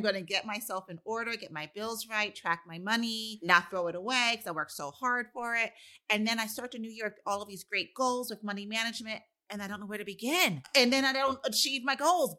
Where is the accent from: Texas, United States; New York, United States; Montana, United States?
New York, United States; New York City; I'm from the Bronx.